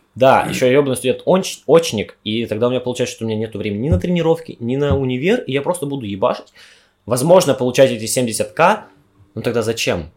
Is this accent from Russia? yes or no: yes; Omsk, Omsk Oblast, Russia; moved away as an adult; also born or lived in Yekaterinburg; Я из Омска, из Сибири уехал в Екатеринбург просто за тысячу километров, чтобы учиться